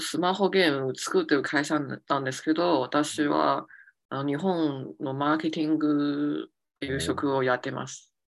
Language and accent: Japanese; Beijing, China; Japanese is a second language; now in Shanghai, China; 家は北京